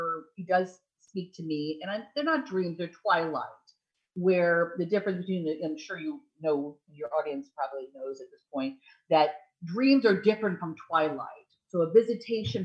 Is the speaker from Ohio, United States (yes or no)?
yes; Ohio, United States; moved away; I was born in Ohio